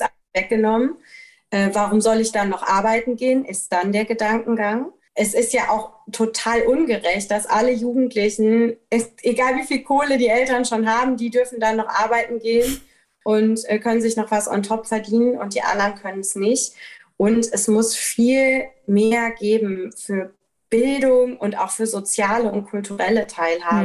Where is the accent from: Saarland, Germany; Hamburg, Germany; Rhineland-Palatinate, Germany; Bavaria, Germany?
Rhineland-Palatinate, Germany; ich bin halt in Rheinland-Pfalz zur Schule gegangen